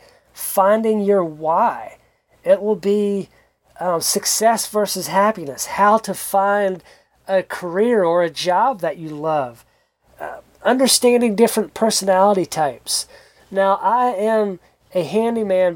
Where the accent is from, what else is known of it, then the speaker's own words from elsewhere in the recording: South Georgia, United States; moved away as an adult; also born or lived in South Central Kentucky; now in Kentucky, United States; I grew up in South Georgia, close to the coast